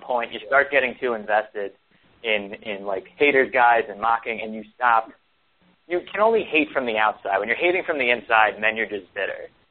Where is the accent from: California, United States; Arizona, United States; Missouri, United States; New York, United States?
New York, United States; Long Island; growing up on Long Island